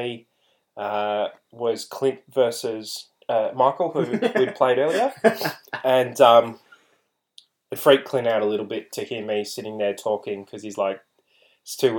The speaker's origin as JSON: {"language": "English", "country": "Australia", "said": "I'm an Australian"}